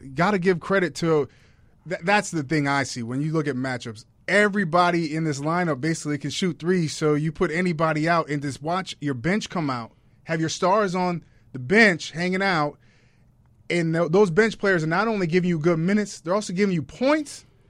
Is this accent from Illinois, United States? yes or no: yes; Chicago, Illinois, United States; I'm a Chicagoan, and I love the Chicago Bulls